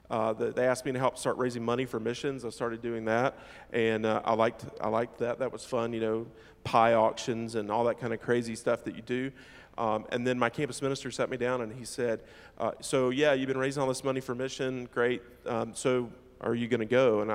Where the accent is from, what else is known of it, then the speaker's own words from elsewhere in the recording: Alabama, United States; I'm like from District 12, Alabama, from the middle of nowhere.